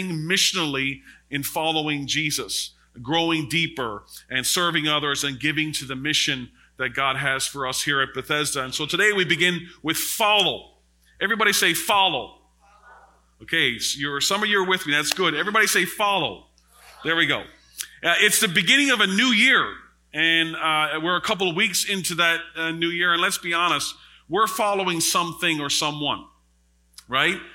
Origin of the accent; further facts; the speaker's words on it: Newfoundland and Labrador, Canada; I'm very, very astute in when it comes to Newfie lingo because I'm from Labrador, right?